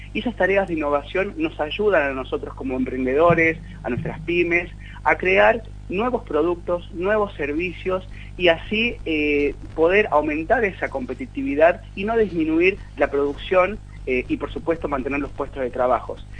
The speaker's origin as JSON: {"language": "Spanish", "country": "Argentina", "said": "estamos esperando como argentinos"}